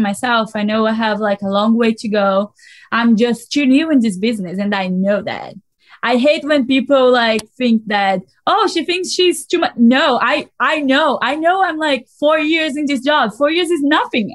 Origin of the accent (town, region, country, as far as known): Brazil; English is a second language; moved away as an adult; now in United States